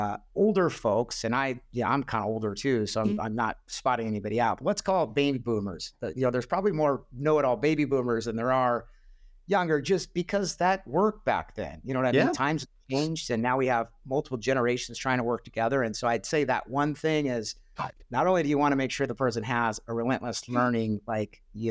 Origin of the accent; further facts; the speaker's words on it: Spokane, Washington, United States; I was born in Spokane, and I grew up going to their training camps